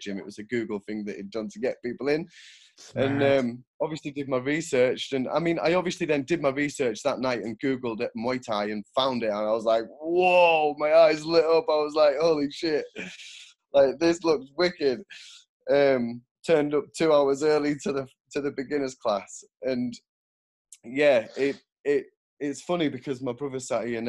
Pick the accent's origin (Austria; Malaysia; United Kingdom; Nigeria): United Kingdom; York, Yorkshire and the Humber; also born or lived in Switzerland; now in Sunderland, United Kingdom; I'm based in Sunderland. I grew up in York, moved to Switzerland. Now I'm in Sunderland.